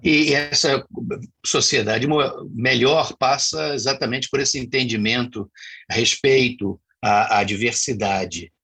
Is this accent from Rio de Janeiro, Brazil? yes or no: yes; Rio de Janeiro, Brazil; now in Cuiabá, Brazil; Eu sou do, do Rio de Janeiro e também estou aqui há, há muito tempo